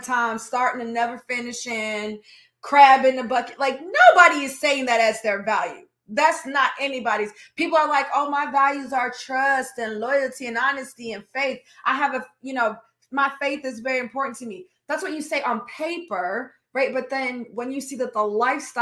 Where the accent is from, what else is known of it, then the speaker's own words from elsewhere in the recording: United States; I'm Black American